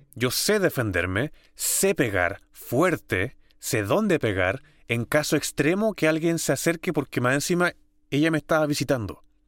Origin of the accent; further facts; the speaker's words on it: San Bernardo, Santiago Metropolitan Region, Chile; nacido y criado en Santiago, en San Bernardo